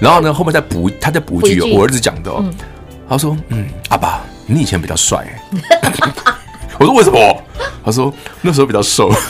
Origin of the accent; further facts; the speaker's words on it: Sanxia, New Taipei, Taiwan; 我老家三峡，